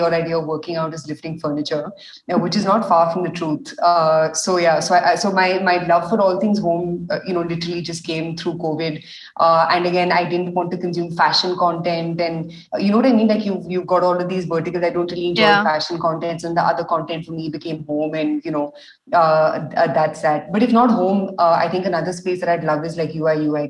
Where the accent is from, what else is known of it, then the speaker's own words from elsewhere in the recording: India; also born or lived in Delhi; being Indian